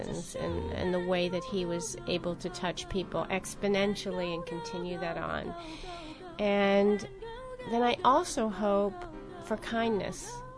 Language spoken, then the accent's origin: English; New York, United States; I'm just going back to just growing up in New York